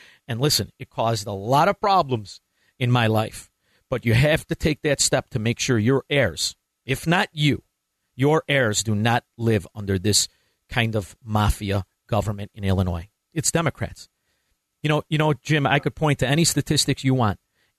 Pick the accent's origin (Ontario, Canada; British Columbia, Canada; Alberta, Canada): Ontario, Canada; Ottawa; I know I said tro, but that's all right, I'm from Ottawa.